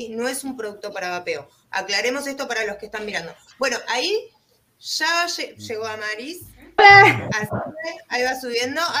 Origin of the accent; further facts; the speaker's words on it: Argentina; nosotros desde, bueno, acá muchos somos de Argentina y nosotros de Argentina como, como que estamos un poquito eh, atrasados en bastantes cosas